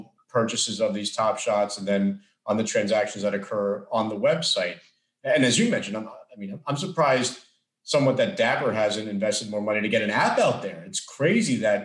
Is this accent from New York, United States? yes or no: no; Florida, United States; Florida, my home state